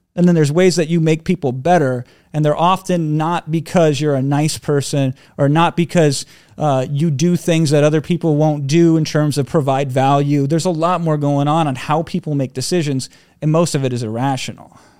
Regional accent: Iowa, United States; I grew up in Iowa

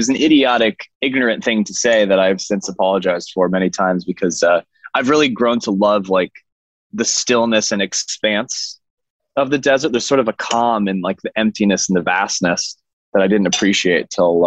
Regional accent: Northern California, United States; I come from Northern California

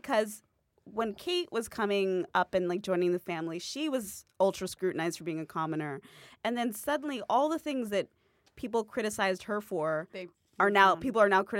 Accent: United States; I'm an American

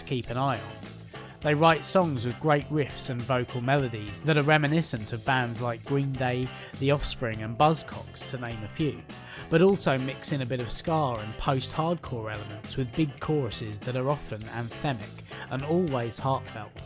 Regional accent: England, United Kingdom; being English

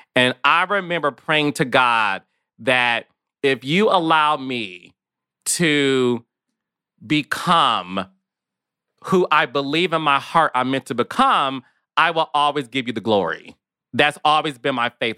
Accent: Detroit, Michigan, United States; moved away as an adult; also born or lived in New York City; me being in Detroit, Michigan, which is my hometown

